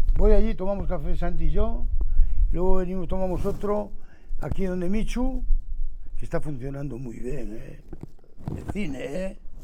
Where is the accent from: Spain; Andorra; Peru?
Spain; Astorga, Castile and León; yo soy de Astorga